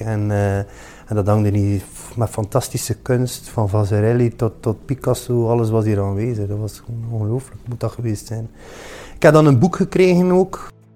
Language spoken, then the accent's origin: Dutch; Ostend, Flanders, Belgium; Ik ben van Oostende